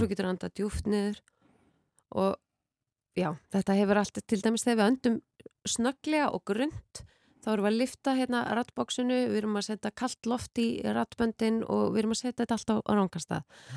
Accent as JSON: {"language": "Icelandic", "town": "Mosfellsbær", "region": "Capital Region", "country": "Iceland", "tie": "born or raised there", "said": "Ég er úr um Mósilsbænum, en reyndar Mósilsveitinni"}